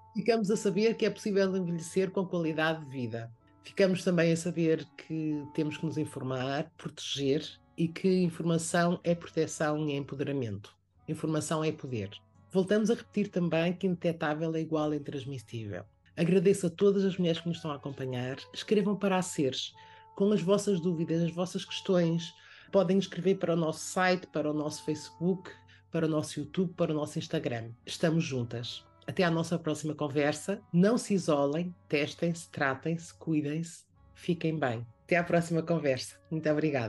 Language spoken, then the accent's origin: Portuguese; Porto, Norte, Portugal; now in Lisbon, Portugal; nem sequer sou daqui, sou do Porto, mas eu moro na Graça